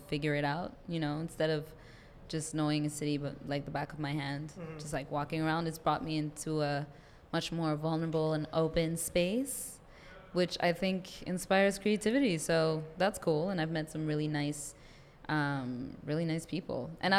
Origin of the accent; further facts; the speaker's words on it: Montreal, Quebec, Canada; first language French; English is a second language; moved away as an adult; now in Toronto, Canada; I live here now, but yes. Yes. Montreal is my hometown, definitely, but I'm starting to learn Toronto, and I'm enjoying it.